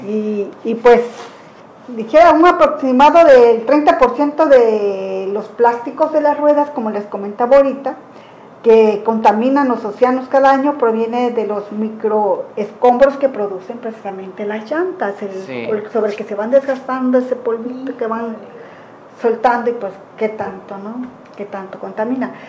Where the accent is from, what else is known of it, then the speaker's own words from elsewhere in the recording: Cuichapa, Veracruz, Mexico; also born or lived in Isthmus of Tehuantepec, Oaxaca; now in Huatulco, Mexico; originaria de Cuichapa, Veracruz. Viví parte de mi vida en el Istmo